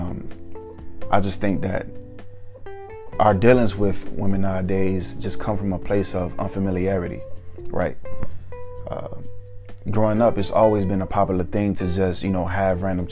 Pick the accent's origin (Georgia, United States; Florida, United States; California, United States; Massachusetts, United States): Georgia, United States; Atlanta; Growing up in Atlanta